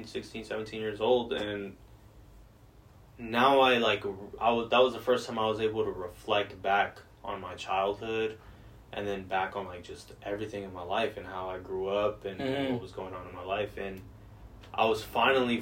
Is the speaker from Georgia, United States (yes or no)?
yes; Georgia, United States; I grew up in Georgia